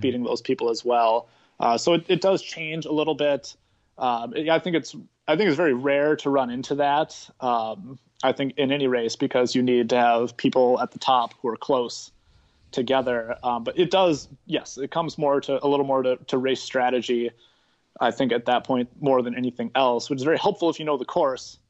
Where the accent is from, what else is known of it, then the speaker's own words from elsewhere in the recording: Milwaukee, Wisconsin, United States; growing up in Milwaukee